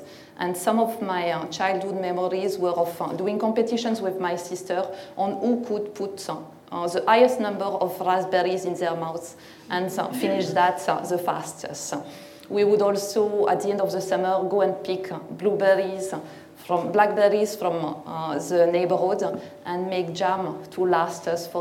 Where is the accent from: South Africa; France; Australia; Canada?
France; northern France; English is a second language; now in United Kingdom; I'm not originally from the UK, I'm from Northern France.